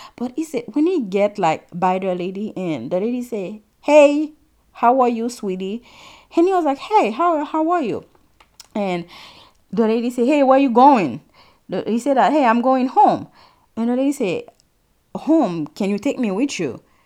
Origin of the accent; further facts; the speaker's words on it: Haiti; now in United States; I'm Haitian, And something I get very often here in the state is when I tell somebody that I'm from Haiti